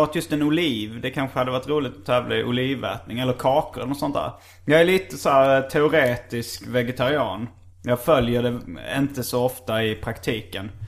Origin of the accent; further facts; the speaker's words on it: Hjärup, Skåne, Sweden; Hjärup, min hemort